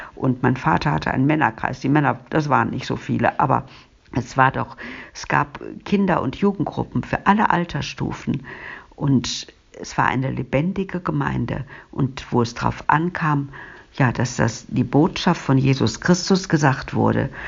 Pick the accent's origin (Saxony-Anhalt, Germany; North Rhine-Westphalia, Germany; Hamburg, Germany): North Rhine-Westphalia, Germany; Duisburg; Ich bin in Ungelsheim geboren, aber eigentlich hieß das ja damals noch nicht Ungelsheim